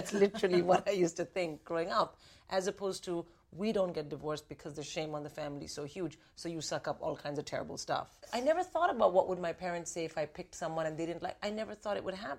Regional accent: India; moved away; I'm an Indian from India. I didn't grow up anywhere else, grew up in India.

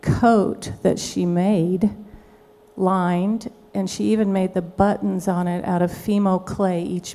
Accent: San Angelo, Texas, United States; I'm from San Angelo, Texas.

